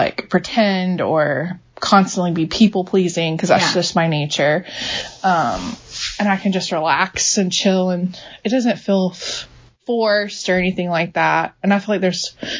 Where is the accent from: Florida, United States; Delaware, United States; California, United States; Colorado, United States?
Florida, United States; Jacksonville; moved away as an adult; now in Mount Juliet, United States; I grew up in Florida in Jacksonville and lived there pretty much my whole life. I didn't move to Tennessee till I was 26.